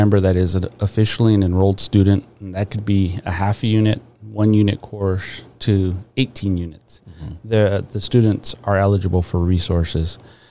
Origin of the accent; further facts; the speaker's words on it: San Diego, California, United States; I was born and raised in Barrio Logan.